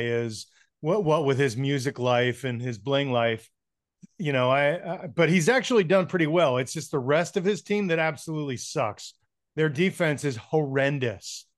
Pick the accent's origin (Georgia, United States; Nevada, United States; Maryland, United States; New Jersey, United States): New Jersey, United States; Atlantic City; also born or lived in San Francisco; now in Denver, United States; I grew up around Atlantic City